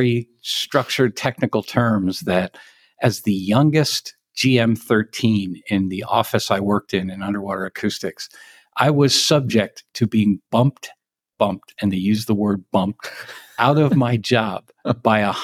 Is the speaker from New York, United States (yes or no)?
no; New Castle County, Northern Delaware, United States; moved away as an adult; also born or lived in Western Maryland; now in Frederick County, Maryland, United States; I grew up in Newcastle County, Northern Delaware